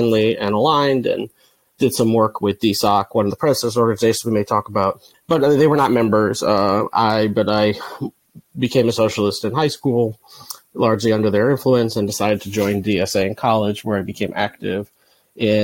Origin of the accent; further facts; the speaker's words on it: New York City, New York, United States; now in Brooklyn, United States; I am calling in from Brooklyn, New York, but I'm from the other borough over in Manhattan